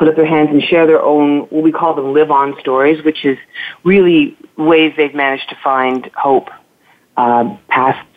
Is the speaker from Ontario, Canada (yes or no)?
yes; Toronto, Ontario, Canada; I'm from Toronto